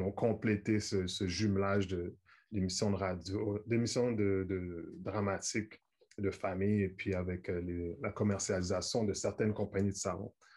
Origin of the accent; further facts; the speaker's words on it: Montreal, Quebec, Canada; à Montréal, on est près de New York.